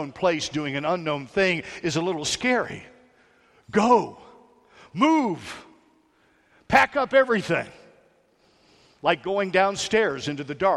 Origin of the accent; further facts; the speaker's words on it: Hyattsville, Maryland, United States; also born or lived in Washington, D.C.; I was born in Washington, D.C. a long time ago. I was raised right outside the district, Hightsville, Maryland